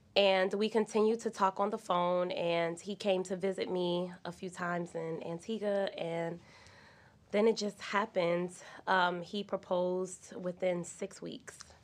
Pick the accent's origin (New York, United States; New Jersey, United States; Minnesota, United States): New Jersey, United States; East Orange; I'm from East Orange, New Jersey, so I'm from the ghetto.